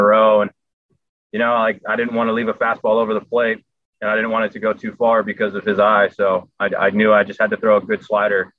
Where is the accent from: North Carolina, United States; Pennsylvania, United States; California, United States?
California, United States; Southern; growing up in Southern California, I was I was not the biggest Dodger fan. I was an Anaheim fan